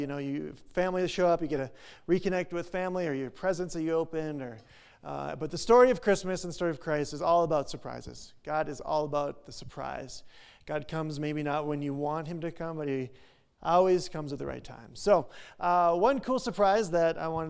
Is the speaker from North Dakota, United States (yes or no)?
yes; North Dakota, United States; moved away; we're from North Dakota